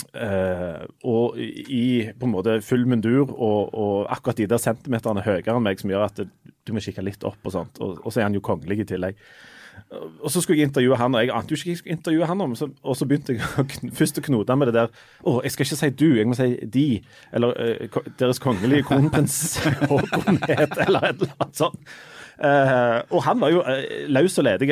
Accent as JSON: {"language": "Norwegian", "country": "Norway", "said": "jeg er fra Norge"}